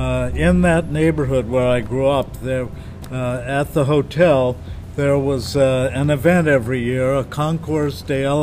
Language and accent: English; Pasadena, California, United States; I was born in Pasadena, California, and grew up there for most of my life.